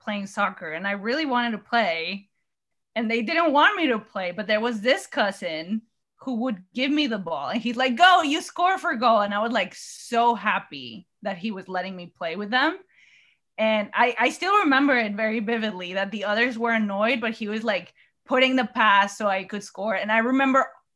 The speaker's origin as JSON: {"language": "English", "country": "Mexico", "tie": "born or raised there", "said": "I was born and raised in Mexico"}